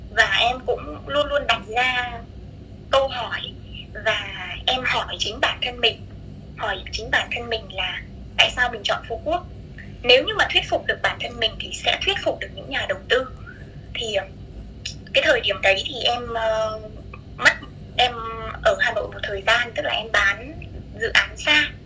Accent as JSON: {"language": "Vietnamese", "region": "Thanh Hóa", "country": "Vietnam", "tie": "born or raised there", "also_born_or_lived": "Hanoi", "moved": "as an adult", "lives_now": "Phu Quoc, Vietnam", "said": "em sống quê gốc của em thì là ở Thanh Hóa và sau đấy ừ. thì em ra Hà Nội em học học đại học"}